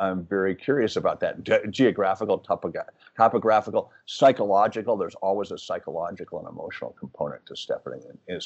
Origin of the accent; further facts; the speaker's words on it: Wisconsin, United States; I grew up in Wisconsin